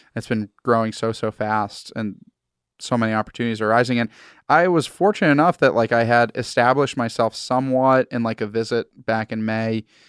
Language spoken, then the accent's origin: English; Massachusetts, United States; I'm from Massachusetts, New England